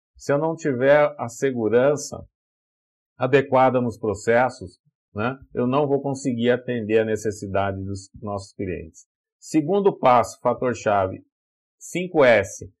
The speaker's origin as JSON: {"language": "Portuguese", "country": "Brazil", "said": "Eu, eu sou do, do interior, lá do Vale do Paraíba"}